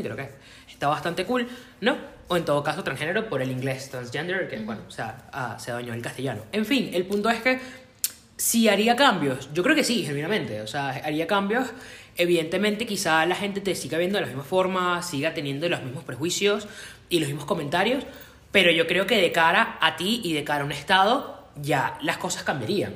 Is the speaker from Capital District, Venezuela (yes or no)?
yes; Caracas, Capital District, Venezuela; yo que vivo y nací en Caracas